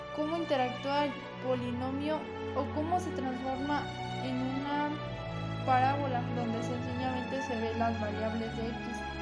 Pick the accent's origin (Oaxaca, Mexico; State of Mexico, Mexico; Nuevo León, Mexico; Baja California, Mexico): State of Mexico, Mexico; San Pedro del Alto; Soy de San Pedro del Alto, municipio de San Felipe del Progreso